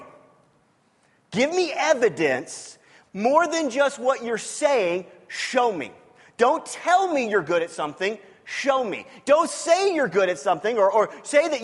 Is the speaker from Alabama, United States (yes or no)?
no; Lee's Summit, Missouri, United States; moved away; that's the town I grew up in.